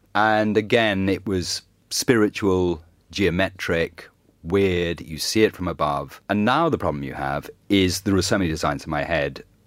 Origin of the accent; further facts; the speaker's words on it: Ireland; I grew up in Ireland